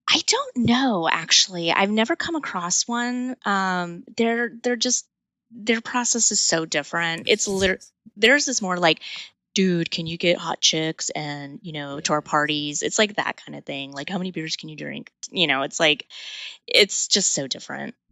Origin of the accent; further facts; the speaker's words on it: El Paso, Texas, United States; I grew up in El Paso, Texas on the border.